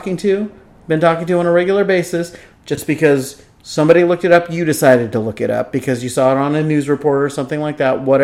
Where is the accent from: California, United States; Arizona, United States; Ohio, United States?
California, United States; Vallejo; I grew up in Vallejo